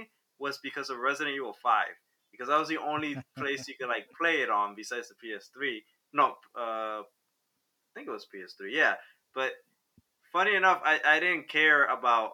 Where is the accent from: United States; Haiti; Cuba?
Cuba; Havana; moved away; I was born in Cuba, Havana, Cuba